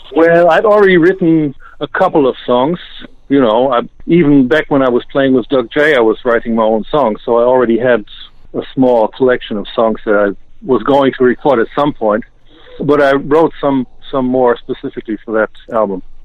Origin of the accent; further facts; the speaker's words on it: Osnabrück, Lower Saxony, Germany; my hometown of Osnabrück